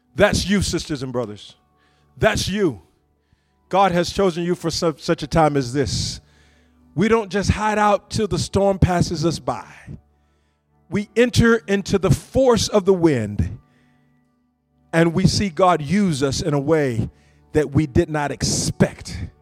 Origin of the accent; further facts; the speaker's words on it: deep south Georgia, United States; moved away; I came from a little town in the rural country, deep south Georgia